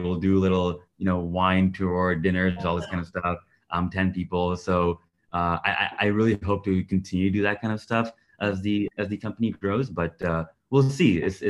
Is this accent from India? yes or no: yes; India; also born or lived in Middle East; now in Canada; So I like, for example, I grew up in the Middle East. I'm originally Indian. I live in Canada now.